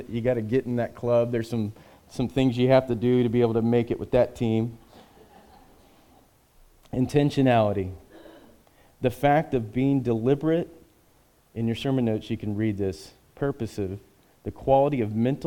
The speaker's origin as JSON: {"language": "English", "country": "United States", "said": "we as American citizens"}